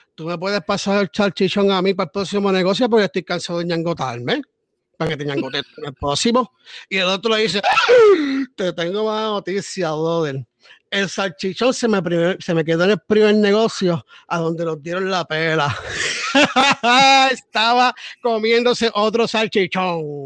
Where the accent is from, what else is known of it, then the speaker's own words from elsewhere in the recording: Puerto Rico; Somos puertorriqueños